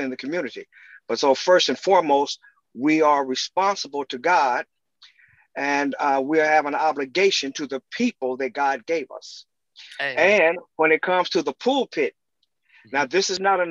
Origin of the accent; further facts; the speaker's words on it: Dayton, Ohio, United States; I was born and raised in Dayton, Ohio